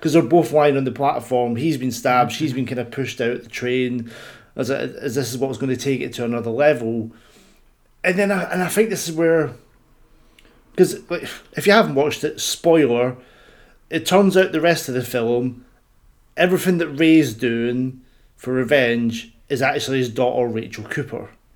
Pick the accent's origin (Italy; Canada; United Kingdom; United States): United Kingdom; Scotland; I'm Scottish